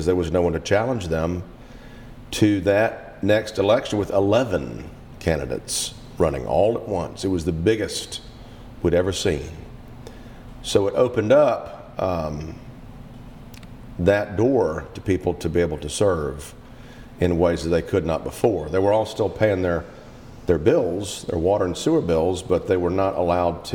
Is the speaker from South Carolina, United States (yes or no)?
yes; Powdersville, South Carolina, United States; moved away as an adult; now in Pelzer, United States; I'm a Yankee from Powdersville